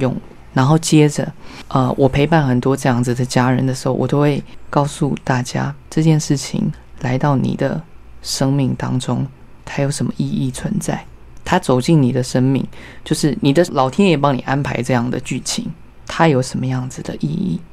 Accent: Yilan, Yilan County, Taiwan; 我是在宜兰出生的小孩

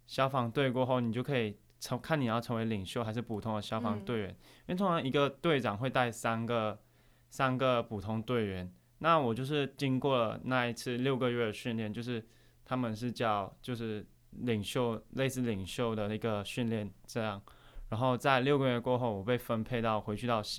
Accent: Malaysia; moved away as an adult; now in Taiwan; 是马来西亚人，就是在今年才来台湾读大学。

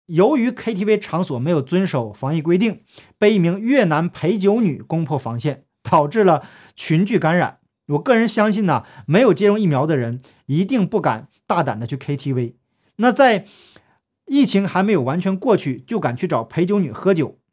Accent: China; 我从小在中共国接受的教育

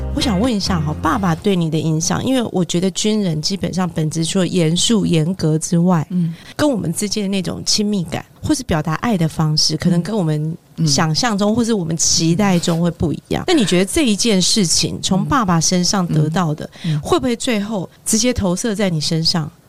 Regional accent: Taiwan; 我们家也是眷村小孩，空军

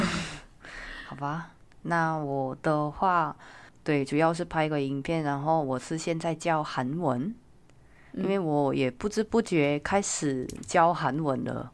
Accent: South Korea; Chinese is a second language; now in Taiwan; 我身为韩国人

